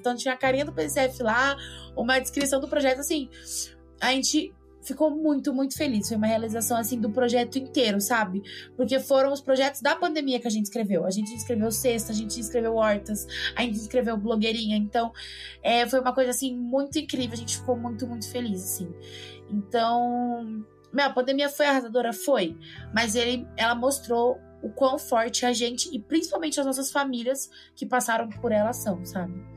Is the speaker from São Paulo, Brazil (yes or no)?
yes; São Paulo, Brazil; moved away as an adult; now in Lorena, Brazil; eu sou de São Paulo